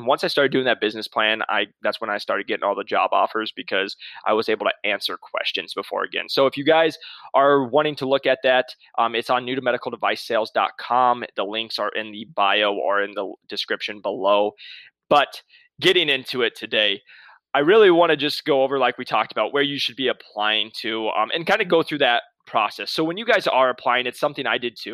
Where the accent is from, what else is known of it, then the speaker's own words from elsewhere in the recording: Midwest, United States; now in Scottsdale, United States; I'm from the Midwest